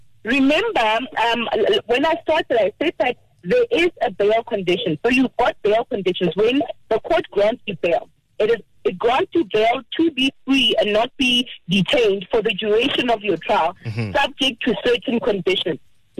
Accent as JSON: {"language": "English", "town": "Polokwane", "region": "Limpopo", "country": "South Africa", "said": "I'm also from Polokwane."}